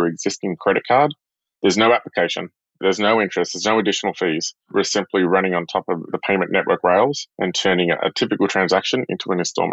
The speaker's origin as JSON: {"language": "English", "area": "a small town north of Sydney", "region": "New South Wales", "country": "Australia", "tie": "born or raised there", "also_born_or_lived": "Singapore", "moved": "as an adult", "lives_now": "San Francisco, United States", "said": "I'm from Australia, from a small town north of Sydney. I grew up on the beach"}